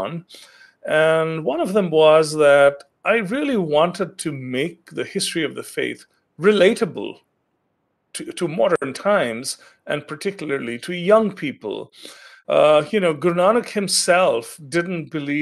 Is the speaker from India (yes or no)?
yes; Gangtok, Sikkim, India; moved away as an adult; now in United States; I grew up in India, in Sikkim, Gangtok.